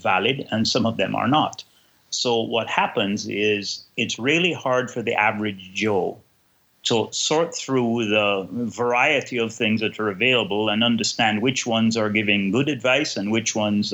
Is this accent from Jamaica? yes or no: yes; Kingston, Jamaica; now in Canada; I am originally from Kingston, Jamaica, but now live in Canada and have lived here since 1978. So I'm more Canadian now than I am Jamaican.